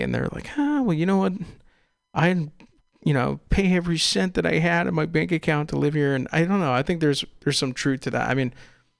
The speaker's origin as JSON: {"language": "English", "area": "East Bay", "region": "California", "country": "United States", "tie": "born or raised there", "also_born_or_lived": "San Luis Obispo", "moved": "as an adult", "lives_now": "San Francisco, United States", "said": "I'm an East Bay kid"}